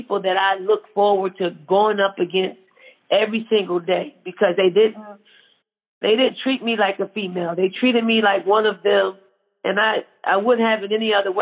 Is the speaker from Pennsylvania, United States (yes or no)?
yes; Philadelphia, Pennsylvania, United States; growing up in Philly